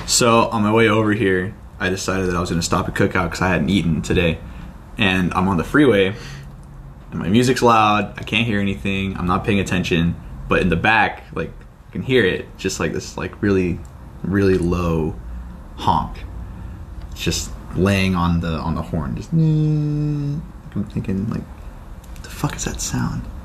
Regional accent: California, United States; moved away; I'm from California

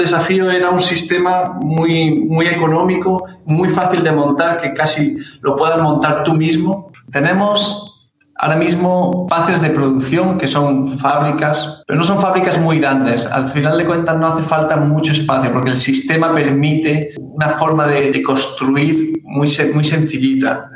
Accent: Granada, Andalusia, Spain; moved away as an adult; now in São Paulo, Brazil; soy español, de Granada

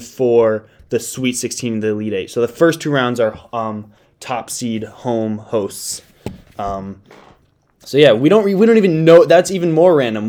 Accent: Connecticut, United States; I'm from Connecticut.

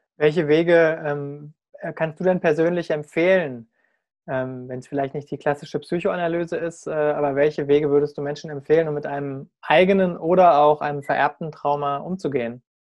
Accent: Germany; als Deutscher

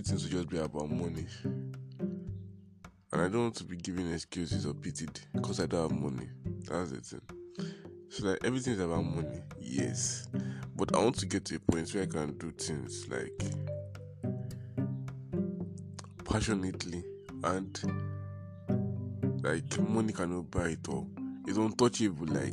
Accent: Nigeria; I'm a Nigerian

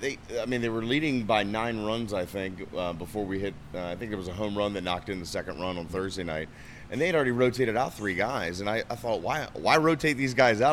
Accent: Maryland, United States; moved away; my hometown uh, uh, single A affiliate up there in Maryland

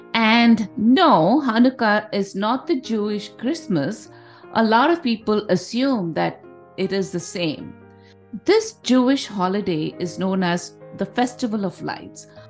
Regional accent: India; growing up in India

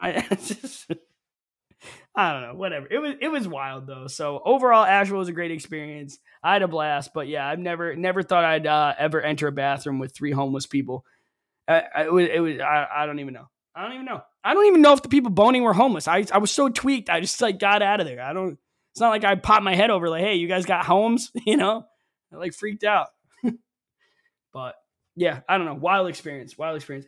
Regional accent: Ellington, Connecticut, United States; moved away; also born or lived in the Carolinas; growing up in Ellington, Connecticut

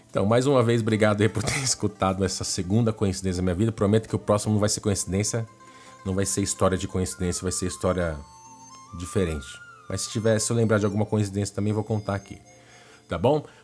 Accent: Brazil; moved away; also born or lived in Japan; Lá no Japão, nós somos brasileiros, mas aqui no Brasil vocês conhecem a gente como japonês, entendeu?

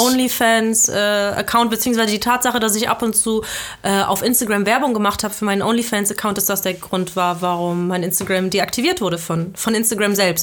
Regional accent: Belgium; now in Germany; Ich bin, ich bin halb Deutsche, halb Südafrikanerin, aber ich bin in Belgien aufgewachsen

